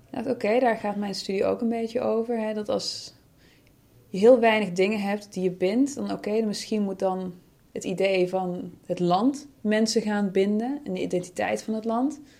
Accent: Netherlands; born there; ja, maar ik ben ook geboren in Nederland.

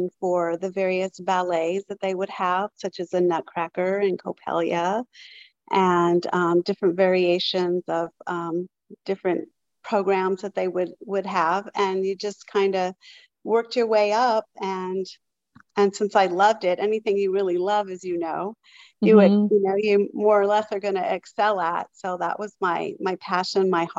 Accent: San Diego, California, United States; I grew up in San Diego and I started out in a little dance studio just right on the corner.

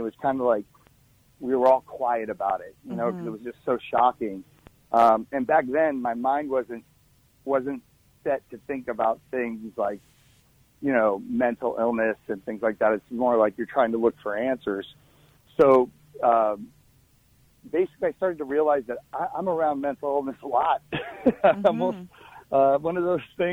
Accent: New Jersey, United States; we're originally from New Jersey, not a very popular gun state.

